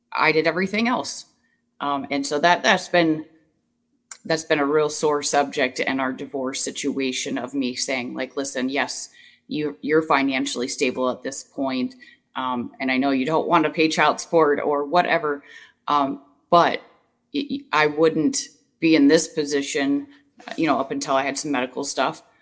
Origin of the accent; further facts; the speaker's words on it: Southern Illinois, United States; moved away as an adult; now in Wisconsin, United States; I moved to Wisconsin, so I'm from Southern Illinois, and I moved to Wisconsin um, eight years ago